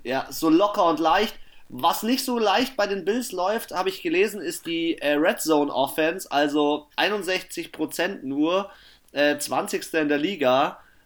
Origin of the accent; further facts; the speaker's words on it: Germany; bei uns in Deutschland